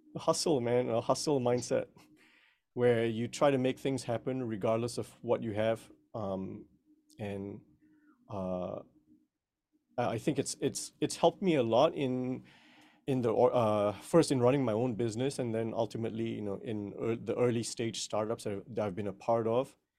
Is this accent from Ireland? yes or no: no; Malaysia; now in United States; I was originally born and raised in Malaysia, but I've been here in the United States for over twenty years now.